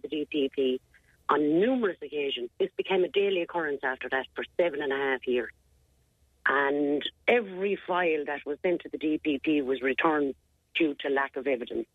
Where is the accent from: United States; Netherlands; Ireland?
Ireland; Clonmel, Munster; moved away as an adult; also born or lived in England / London; me, myself, obviously being from Clonmel.